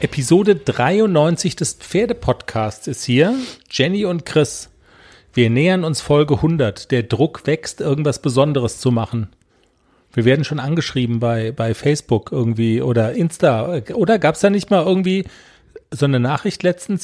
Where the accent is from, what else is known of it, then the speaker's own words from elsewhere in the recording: Black Forest, Baden-Württemberg, Germany; Da kommen wir auch her, aus dem Schwarzwald